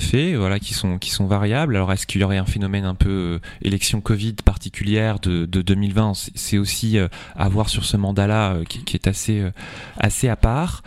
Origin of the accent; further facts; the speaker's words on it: Centre-Val de Loire, France; Chez nous, en Indre-et-Loire